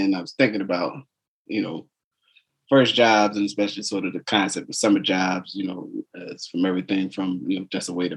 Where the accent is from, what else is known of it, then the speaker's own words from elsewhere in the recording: New Jersey, United States; I grew up in New Jersey, school didn't end until almost the middle of the month of June